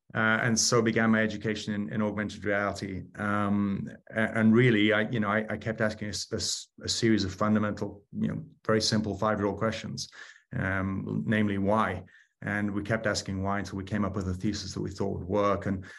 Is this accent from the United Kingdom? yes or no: yes; United Kingdom; now in United States; Started out as a Brit pilot and then came over to the US